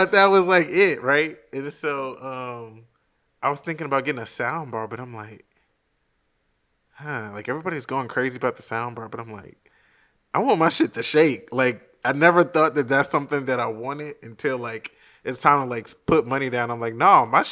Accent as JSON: {"language": "English", "country": "United States", "said": "being American"}